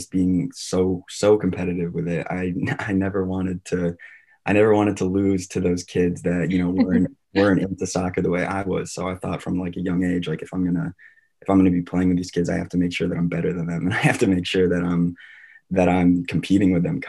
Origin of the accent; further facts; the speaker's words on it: Glastonbury, Connecticut, United States; also born or lived in Waterford, Connecticut / Colorado; we moved out to Colorado when I was around one. And my family that was there for about 6-7 years before we finally, moved back to my hometown, which is now Glastonbury, Connecticut